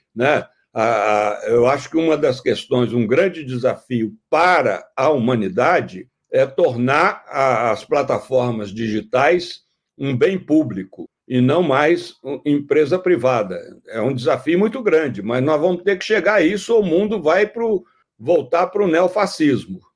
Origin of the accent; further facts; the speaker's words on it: Minas Gerais, Brazil; sou mineiro